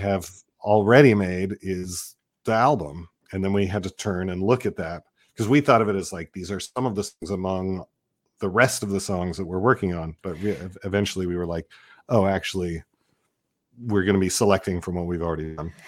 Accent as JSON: {"language": "English", "town": "Seattle", "region": "Washington", "country": "United States", "said": "I come from Seattle, and there was the, just, just a fantastic scene there"}